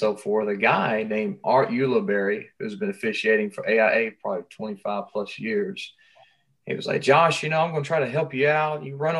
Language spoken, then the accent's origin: English; Cleveland, Tennessee, United States; now in Flagstaff, United States; I've been living in Flagstaff, Arizona for a few years. I came from Cleveland, Tennessee. I got a wife and four beautiful girls. I pastor a church in Flagstaff.